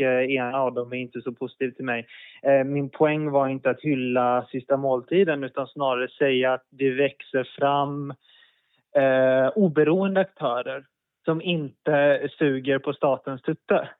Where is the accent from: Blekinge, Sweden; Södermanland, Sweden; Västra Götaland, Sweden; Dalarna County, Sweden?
Västra Götaland, Sweden; Gothenburg; moved away as an adult; jag växte upp i Örgryte i Göteborg.